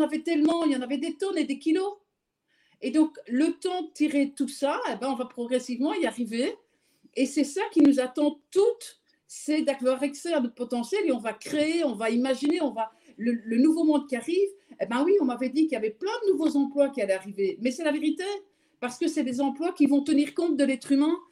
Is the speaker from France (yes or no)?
no; Belgium; je suis belge